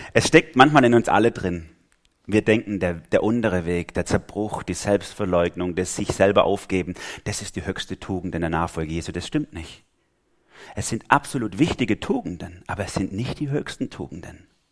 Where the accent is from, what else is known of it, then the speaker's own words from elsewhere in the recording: Germany; als Deutsche